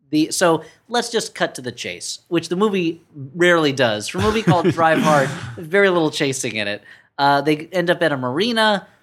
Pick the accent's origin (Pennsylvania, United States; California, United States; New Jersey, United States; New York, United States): New Jersey, United States; I grew up in New Jersey.